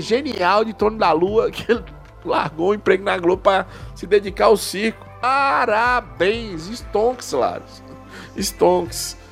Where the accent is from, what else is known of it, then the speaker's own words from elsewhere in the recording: northern Minas Gerais, Brazil; eu sou do norte de Minas, estado da Bahia